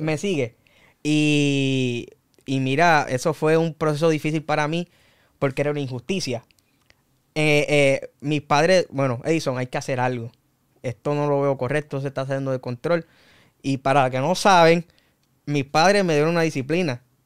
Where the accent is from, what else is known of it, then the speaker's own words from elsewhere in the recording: Humacao, Puerto Rico; also born or lived in Loíza, Puerto Rico; now in Naguabo, Puerto Rico; Y a la edad de cuatro años fue que me mudé para Macao. Ahí fue donde crecí, ahí fue donde me formé